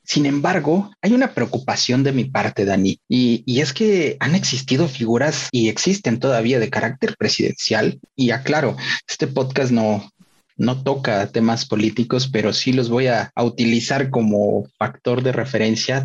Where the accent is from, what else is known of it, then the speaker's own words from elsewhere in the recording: Puebla, Mexico; yo que soy poblano, un lugar donde hoy en día ya las noches de verano para mí son tropicales siempre